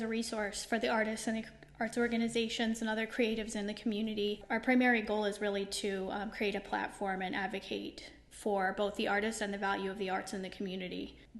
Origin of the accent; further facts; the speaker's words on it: Scranton, Pennsylvania, United States; moved away as an adult; now in Babylon, United States; Yes, I'm from the Scranton area of Pennsylvania, and I moved here a few years ago.